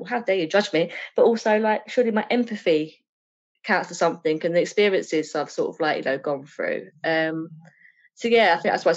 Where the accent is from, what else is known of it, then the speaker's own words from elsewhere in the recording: Essex, East of England, United Kingdom; accent: Essex; my Essex really fast-talking way